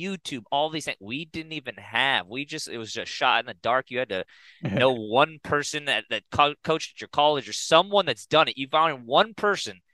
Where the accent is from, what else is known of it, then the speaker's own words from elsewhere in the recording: Pasadena, California, United States; moved away as an adult; also born or lived in Corvallis, Oregon; My whole life, I grew up in Pasadena